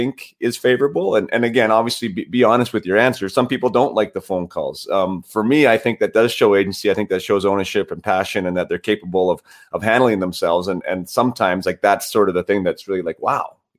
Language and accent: English; Vernon, British Columbia, Canada; I was obviously from Vernon